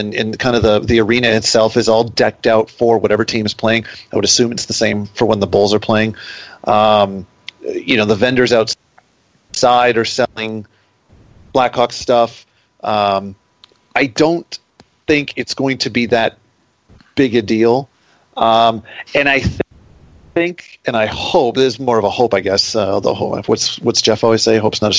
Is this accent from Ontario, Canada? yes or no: yes; Toronto, Ontario, Canada; now in Detroit, United States; I mean, I grew up in Toronto, and you know, there was Maple Leaf Gardens, and that was where the Leafs were.